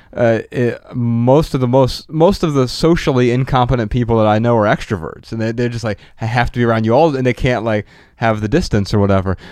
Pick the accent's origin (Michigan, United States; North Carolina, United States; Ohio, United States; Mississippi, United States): Ohio, United States; Dayton; moved away; We grew up in Dayton, Ohio